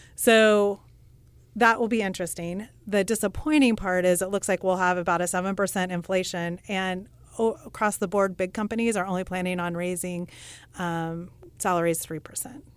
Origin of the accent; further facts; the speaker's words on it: Russell, Kansas, United States; I grew up in Russell, Kansas